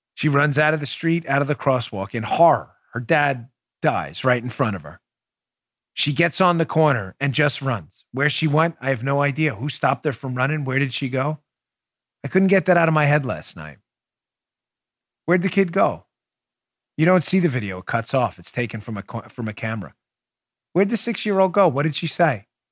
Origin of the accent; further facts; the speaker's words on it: New York City, New York, United States; moved away; when I grew up in New York thirty years ago